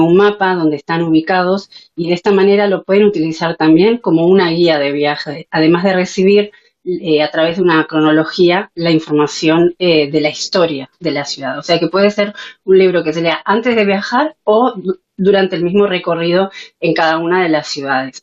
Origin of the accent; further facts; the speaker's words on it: Uruguay; moved away as an adult; now in Spain; yo soy de origen uruguaya, soy, soy sefardí, vengo de, las familias que salieron de España hace 500 años. Eh, me desarrollé como periodista y en el área de comunicación en mi país y llegué a España